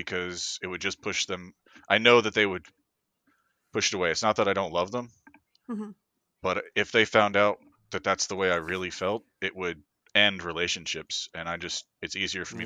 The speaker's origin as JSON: {"language": "English", "region": "Florida", "country": "United States", "moved": "yes", "said": "I'm originally from Florida"}